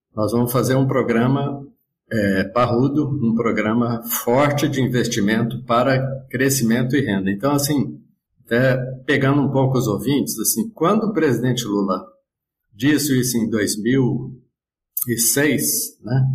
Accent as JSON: {"language": "Portuguese", "region": "Minas Gerais", "country": "Brazil", "said": "Eu sou mineiro."}